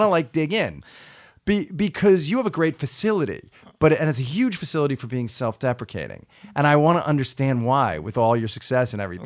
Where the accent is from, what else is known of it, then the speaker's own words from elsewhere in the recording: Long Island, New York, United States; I grew up on Long Island